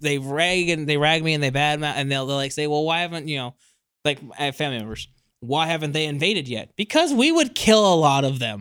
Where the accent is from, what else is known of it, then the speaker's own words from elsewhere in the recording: California, United States; moved away; also born or lived in East Coast, United States; I am originally from California and then spent the rest, mo, a lot, a lot of my life on the East Coast.